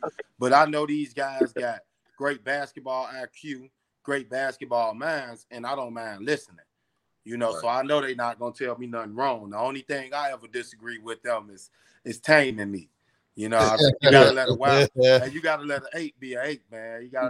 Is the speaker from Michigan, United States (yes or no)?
no; Chicago, Illinois, United States; I'm from Chicago, so this is my first year out here in the Drew